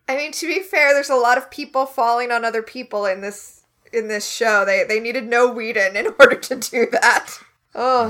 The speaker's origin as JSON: {"language": "English", "country": "United States", "said": "as an American"}